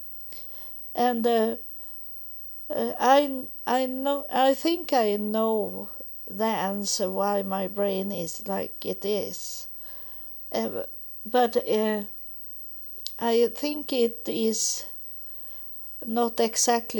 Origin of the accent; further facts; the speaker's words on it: Sweden; also born or lived in United States; when I come back to Sweden and have a little more calm, that I got an apartment. But I didn't get nice apartments in the beginning, but at least I was home in my home, in my country